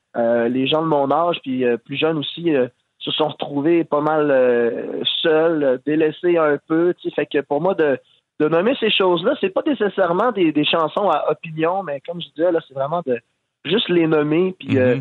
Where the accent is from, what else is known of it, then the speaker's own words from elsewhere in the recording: Quebec, Canada; on est tous des Québécois